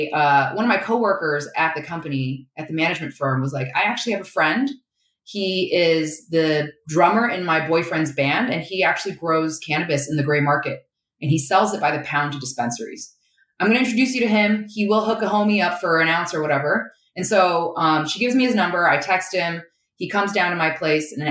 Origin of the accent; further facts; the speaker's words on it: China; But uh, growing up in China, it was most definitely conservative when it came to um, sex and drugs, right?